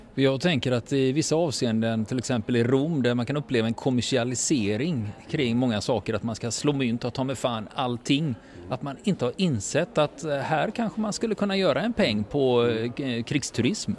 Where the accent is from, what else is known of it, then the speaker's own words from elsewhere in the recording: Sweden; vi svenskar